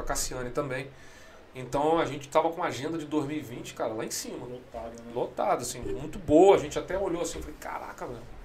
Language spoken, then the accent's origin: Portuguese; Rio de Janeiro, Brazil; also born or lived in Resende / Sweden; sou nascido criado ali na ladeira ali na Maria Maria, no uhum. do Andaraí.